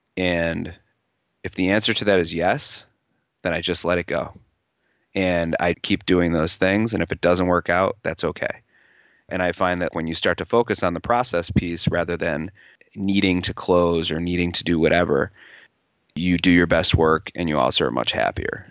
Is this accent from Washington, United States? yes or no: no; New York, United States; also born or lived in Los Angeles; I'm from New York